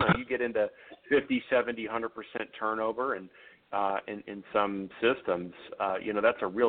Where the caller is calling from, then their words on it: Chicago, Illinois, United States; Chicago, Illinois.